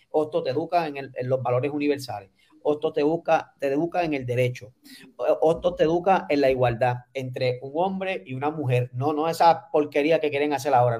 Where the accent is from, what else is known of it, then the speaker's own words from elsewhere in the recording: Puerto Rico; como puertorriqueños